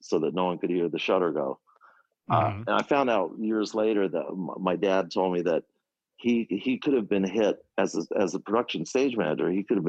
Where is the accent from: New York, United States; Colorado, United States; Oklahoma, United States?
New York, United States; Forest Hills; I was growing up in Forest Hills, New York. My dad was a Broadway stage manager.